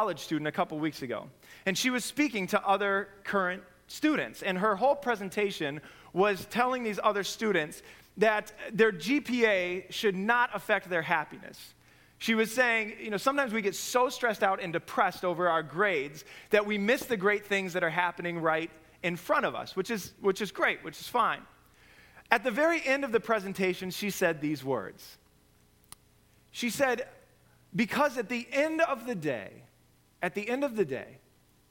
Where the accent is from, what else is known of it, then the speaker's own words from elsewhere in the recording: Nebraska, United States; moved away; I come from Nebraska.